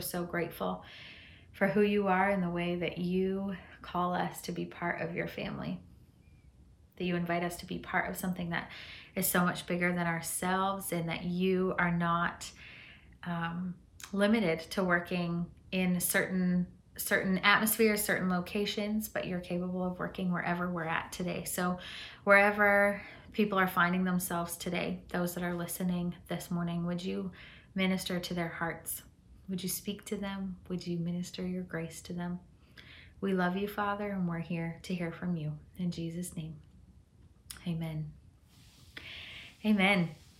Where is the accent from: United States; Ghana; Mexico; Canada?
Mexico; Chihuahua; born there; I grew up in a Mennonite culture. I was born in Chihuahua, Mexico.